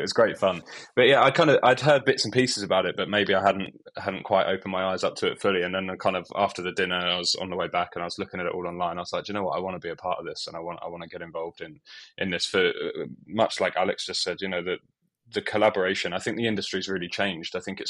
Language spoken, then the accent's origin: English; Bury St Edmunds, East of England, United Kingdom; Yeah, so I'm from Bury St Edmunds in not so sunny Suffolk at the moment, but we had a good summer.